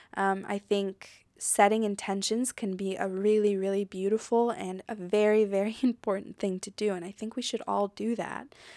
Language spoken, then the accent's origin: English; United States; moved away as an adult; now in France; I'm American and I grew up in America